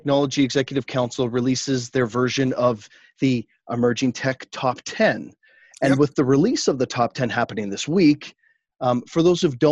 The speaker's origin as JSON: {"language": "English", "country": "Canada", "said": "being Canadian, it's sort of in my blood"}